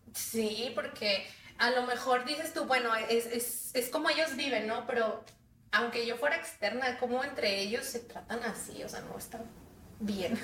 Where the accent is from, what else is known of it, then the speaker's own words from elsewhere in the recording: Monterrey, Nuevo León, Mexico; soy de aquí de Monterrey